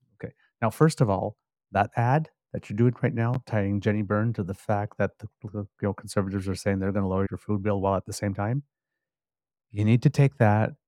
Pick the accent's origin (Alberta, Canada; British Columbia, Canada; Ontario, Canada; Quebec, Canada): Ontario, Canada; I'm from Ontario